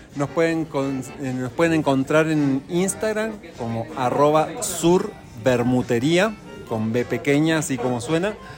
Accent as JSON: {"language": "Spanish", "region": "Buenos Aires", "country": "Argentina", "moved": "yes", "lives_now": "Bogotá, Colombia", "said": "nosotros nos decimos, autodenominamos como porteños"}